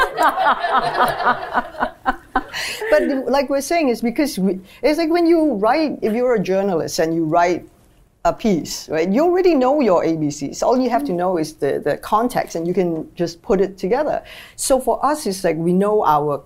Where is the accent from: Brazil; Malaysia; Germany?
Malaysia; moved away as an adult; also born or lived in China; I come from Malaysia, and we're a very multiracial country